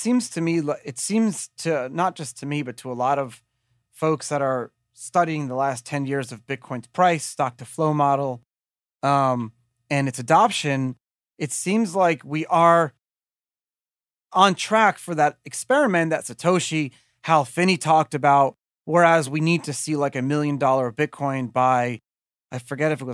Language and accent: English; United States; I'm an American.